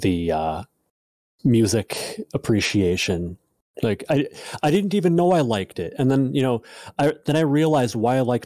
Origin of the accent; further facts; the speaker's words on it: Midwest, United States; born and raised Midwest